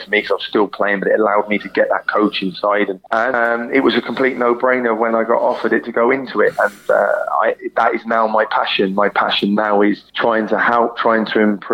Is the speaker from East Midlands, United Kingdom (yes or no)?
no; Swindon, South West England, United Kingdom; moved away as an adult; my hometown team, Swindon